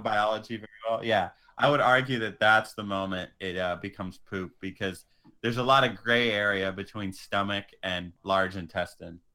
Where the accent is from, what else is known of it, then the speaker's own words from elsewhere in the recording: Atwater, California, United States; also born or lived in San Diego; I would say I was from Merced, but I'm from the humble little neighboring town of Atwater